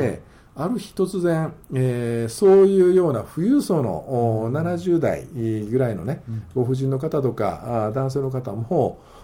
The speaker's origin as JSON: {"language": "Japanese", "region": "Kansai", "country": "Japan", "said": "私は関西ですから"}